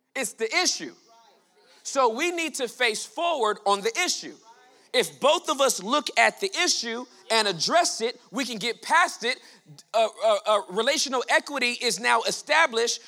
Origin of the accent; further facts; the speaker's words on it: Southern California, United States; I was born and raised in Southern California in the hood.